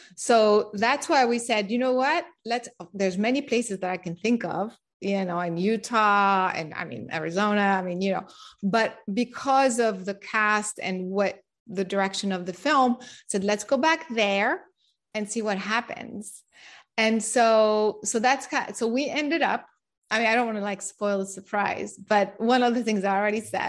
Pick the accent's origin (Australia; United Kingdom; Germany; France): France; moved away; also born or lived in Japan / United States / San Diego; I grew up in France